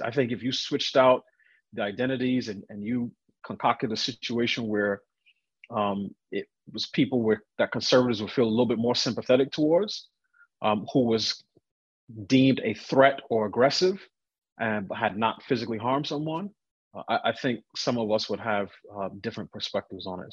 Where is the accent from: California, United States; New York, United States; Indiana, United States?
New York, United States; New York City; I grew up in New York